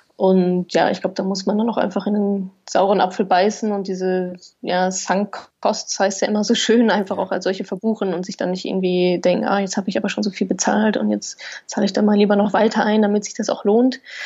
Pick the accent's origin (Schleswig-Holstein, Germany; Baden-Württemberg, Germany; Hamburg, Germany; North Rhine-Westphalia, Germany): North Rhine-Westphalia, Germany; Ruhr area; ich komme ja aus dem Wohngebiet